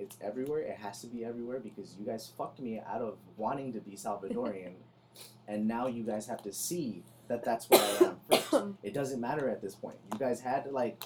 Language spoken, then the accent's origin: English; United States; I was born here. I'm American